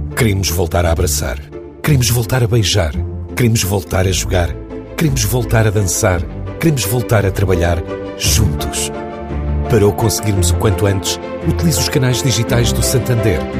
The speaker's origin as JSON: {"language": "Portuguese", "country": "Portugal"}